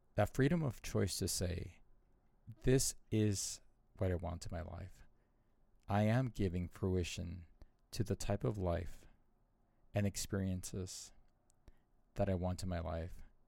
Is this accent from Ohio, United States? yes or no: no; Southern California, United States; moved away; also born or lived in Arizona; born and raised in Southern California, born in poverty, raised in poverty, I saw lots of violence throughout my childhood. And we moved to Arizona when my parents divorced